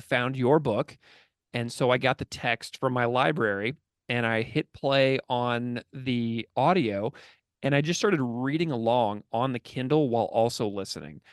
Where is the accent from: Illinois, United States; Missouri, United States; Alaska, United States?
Missouri, United States; St. Louis; now in Buffalo, United States; I grew up in the suburbs of Saint Louis, Missouri